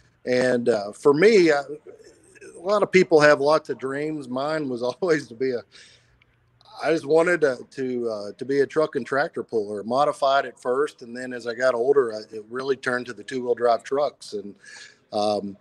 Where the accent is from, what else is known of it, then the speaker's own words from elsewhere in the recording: Walton, Kentucky, United States; moved away as an adult; also born or lived in Louisville, Kentucky; now in Memphis, United States; I'm originally from Walton, Kentucky, where I was born and raised.